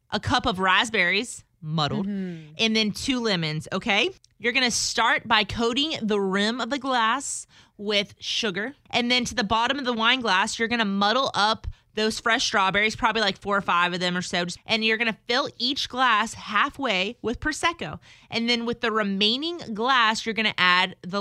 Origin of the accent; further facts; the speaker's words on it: South Louisiana, United States; Growing up in South Louisiana, okay, we celebrate Mardi Gras